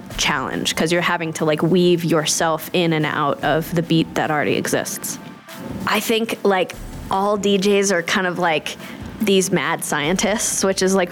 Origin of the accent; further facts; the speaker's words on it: Los Angeles, California, United States; I play drums and I'm from Los Angeles, California